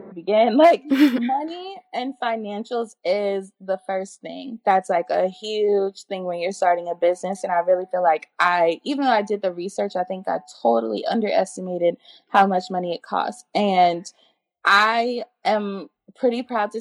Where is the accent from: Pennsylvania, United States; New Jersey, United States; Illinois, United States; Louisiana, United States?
Louisiana, United States; New Orleans; I'm from New Orleans and New Orleans is a melting pot